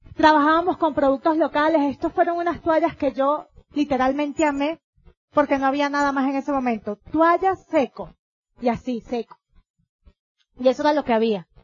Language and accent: Spanish; Venezuela; vengo yo de Venezuela